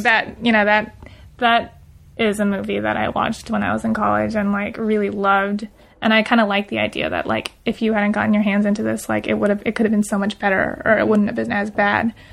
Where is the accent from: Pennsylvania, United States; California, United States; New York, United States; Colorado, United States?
California, United States; Los Angeles; I grew up in the Valley, which is different